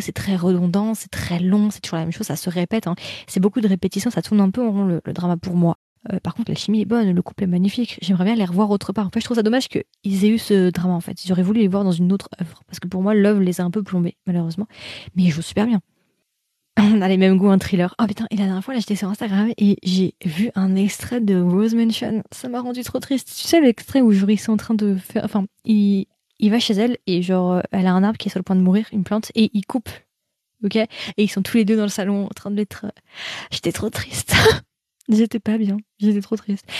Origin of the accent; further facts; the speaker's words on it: France; nous français, c'est l'accent.